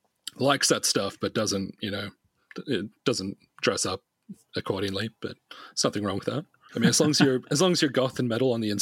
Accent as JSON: {"language": "English", "town": "Sydney", "region": "New South Wales", "country": "Australia", "tie": "born or raised there", "said": "I'm in Sydney at the moment, yeah. I live in Sydney. Okay. I've been here since I was 9"}